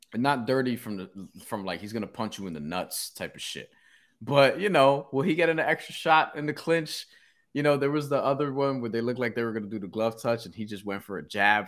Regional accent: New York, United States; as a New Yorker

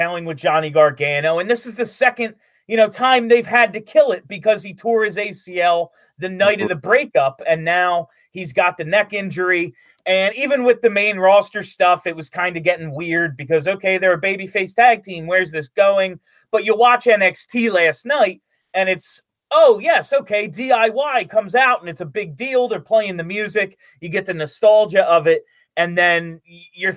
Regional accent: New Jersey, United States; he's from where I'm from in New Jersey. Like, he went to the high school my parents went to. So he's kind of a local celebrity in my hometown

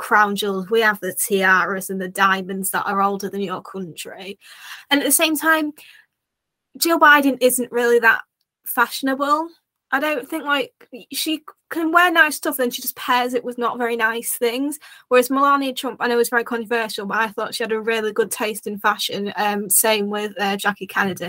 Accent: United Kingdom; as a Brit

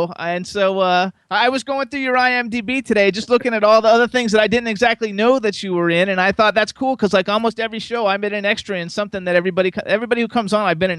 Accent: West Palm Beach, Florida, United States; moved away as an adult; also born or lived in Jacksonville, Florida / Gainesville, Florida; now in Pennsylvania, United States; I grew up in West Palm Beach, and I went to high school in Jacksonville and college in Gainesville, so I'm like a native.

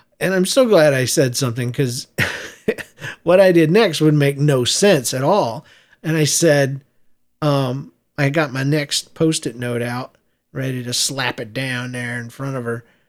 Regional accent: United States; moved away as an adult; also born or lived in Midwest; half her life and my whole life, we grew up on the East Coast there between Jacksonville, Florida, and uh, Southeast Georgia

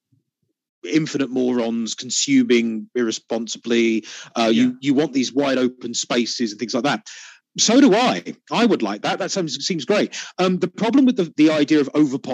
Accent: United Kingdom; I'm British

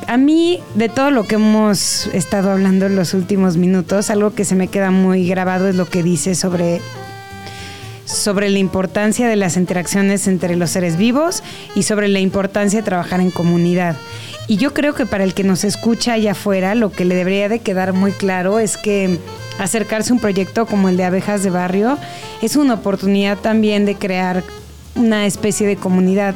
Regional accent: Mexico City, Mexico; como chilangos

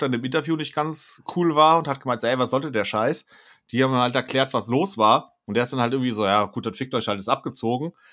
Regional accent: Alsfeld, Hesse, Germany; Es ist meine Heimatstadt.

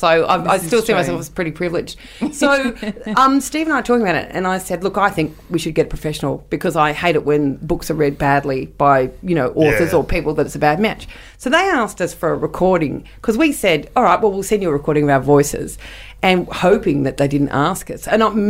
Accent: England, United Kingdom; We're English, so of course it's going to be hardback.

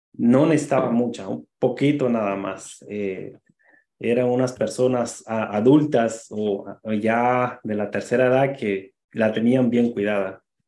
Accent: Guatemala; moved away as an adult; now in New Rochelle, United States; yo soy de Guatemala, llegué a, acá cuando tenía 19 años

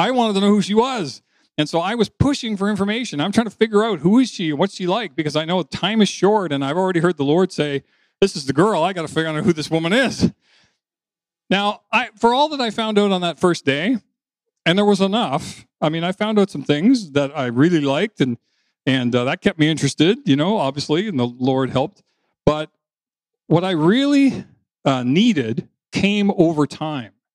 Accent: New Brunswick, Canada; moved away; also born or lived in Toronto; I was coming home from Toronto to my hometown in New Brunswick, where my parents had owned the house, and that's where I grew up

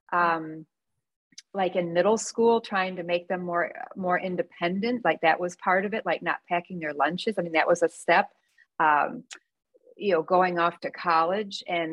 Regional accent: New York City, New York, United States; I'm from New York City.

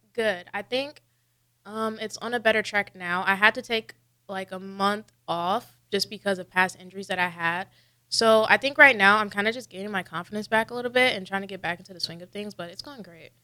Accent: Peoria, Illinois, United States; moved away as an adult; now in Nebraska, United States; I'm from Illinois, a small town called Peoria

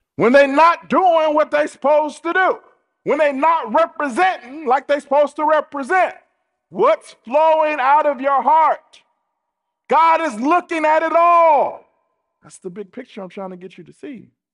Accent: United States; we're American, and so we're used to consumerism

